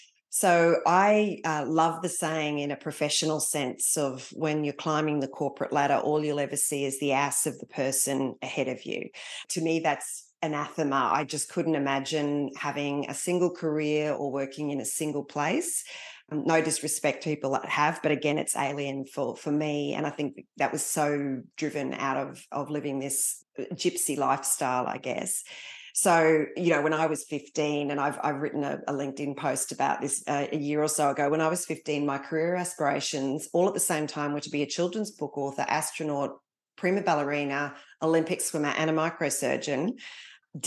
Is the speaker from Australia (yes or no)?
yes; East Coast, Australia; also born or lived in Singapore / Malaysia / Papua New Guinea; So I was born in Singapore, lived in Malaysia and then New Guinea before heading home at the ripe old age, I think I was about 5, and living up and down the east coast of Australia while my father was still serving in the army.